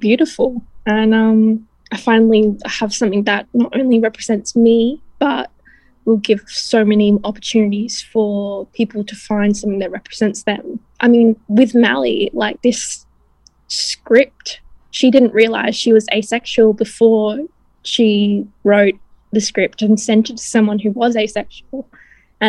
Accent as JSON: {"language": "English", "country": "Australia", "said": "I'm actually from Australia"}